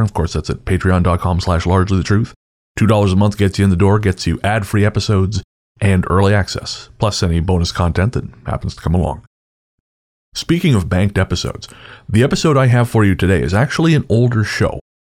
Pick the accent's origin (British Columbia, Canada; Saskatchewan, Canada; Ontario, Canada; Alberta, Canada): British Columbia, Canada; Revelstoke; I grew up listening to CKCR in Revelstoke, BC, my hometown